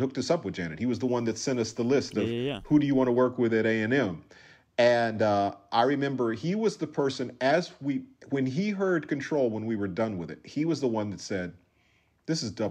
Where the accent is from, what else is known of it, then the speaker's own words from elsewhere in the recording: Minneapolis, Minnesota, United States; moved away; also born or lived in Los Angeles; growing up in Minneapolis, first of all, we grew up in a very white town